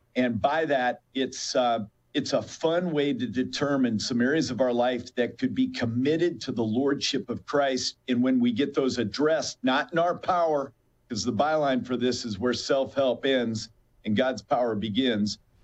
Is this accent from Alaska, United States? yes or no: yes; Alaska, United States; now in Chicago, United States; I was born and raised in Alaska